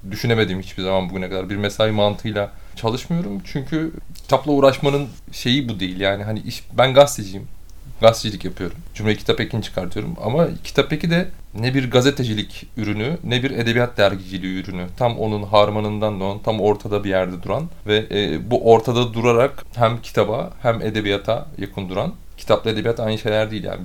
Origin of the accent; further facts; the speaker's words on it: Bursa, Turkey; moved away; also born or lived in Istanbul; Bursa doğumluyum.